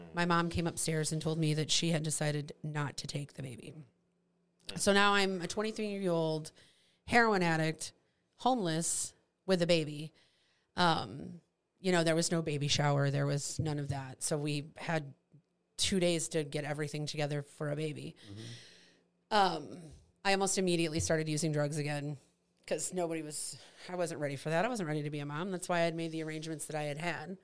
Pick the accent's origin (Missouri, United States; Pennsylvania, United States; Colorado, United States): Missouri, United States; St. Charles; I grew up in St. Charles.